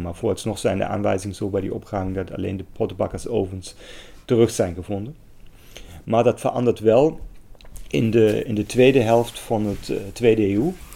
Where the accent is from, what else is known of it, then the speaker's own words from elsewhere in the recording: Germany; accent: German; Dutch is a second language; moved away as an adult; now in Netherlands; Ik kom uit Duitsland. Dat hoort mij misschien ook aan mijn accent.